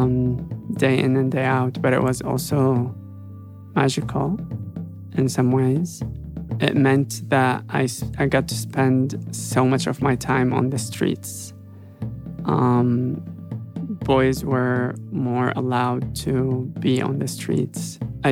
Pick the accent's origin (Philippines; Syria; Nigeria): Syria; Damascus, Damascus Governorate; also born or lived in Aleppo, Syria; now in Los Angeles, United States; I grew up in Syria. I grew up in Damascus. Most of it in Damascus, some of it in Aleppo